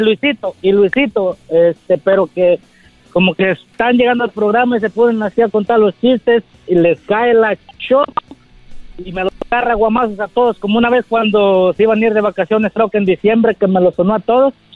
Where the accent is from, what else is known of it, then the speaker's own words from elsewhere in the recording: Guerrero, Mexico; now in Nashville, United States; Yo soy coche de Guerrero, que radica en la ah. mera ciudad de la música, Nashville